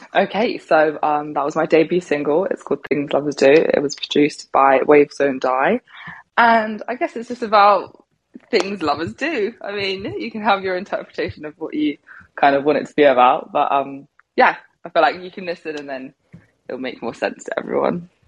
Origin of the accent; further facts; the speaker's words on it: Devon, South West England, United Kingdom; now in London, United Kingdom; I'm originally from Devon, which is, I mean, yeah, it's quite far away from London, maybe about three hours.